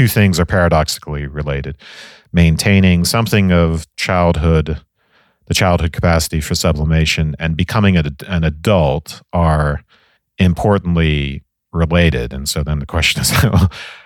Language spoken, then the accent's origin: English; Ireland; the 80s growing up in Ireland